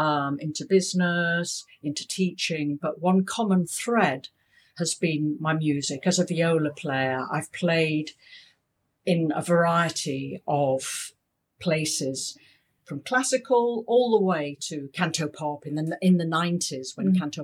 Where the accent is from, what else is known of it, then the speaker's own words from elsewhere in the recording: London, United Kingdom; moved away as an adult; now in Hong Kong; I was born in London, educated in England, and came out with my first husband in 1985.